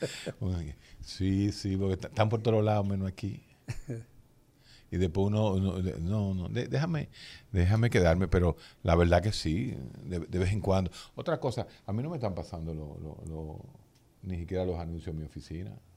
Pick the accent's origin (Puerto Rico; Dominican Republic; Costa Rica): Dominican Republic; Santo Domingo, Distrito Nacional; yo nací atrás de la casa de Balaguer, exactamente, a dos cuadras de Balaguer. En los años, yo me crié ahí en Gacue, ahí en la, calle Caunabo con Ángel Perdomo